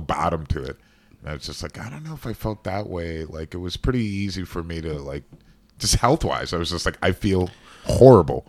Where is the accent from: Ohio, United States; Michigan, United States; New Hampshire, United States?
Ohio, United States; Cleveland; growing up in Cleveland